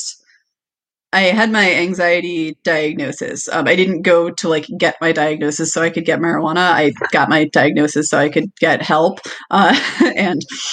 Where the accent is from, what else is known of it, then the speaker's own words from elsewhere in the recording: Washington, United States; moved away; I'm originally from Washington